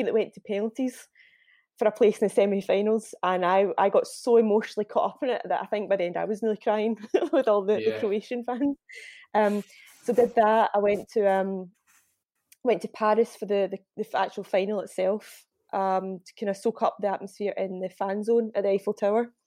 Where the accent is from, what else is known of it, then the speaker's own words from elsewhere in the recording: Scotland, United Kingdom; moved away as an adult; also born or lived in London; as a Scottish girl living in England